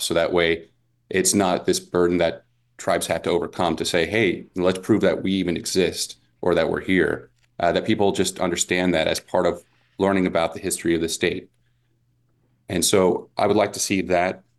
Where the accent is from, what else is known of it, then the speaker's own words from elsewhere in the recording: Las Vegas, Nevada, United States; I grew up here in Las Vegas